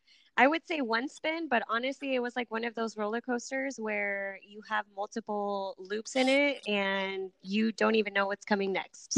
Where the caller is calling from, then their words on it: Bakersfield, California, United States; We're actually in California. We're calling from Bakersfield, which is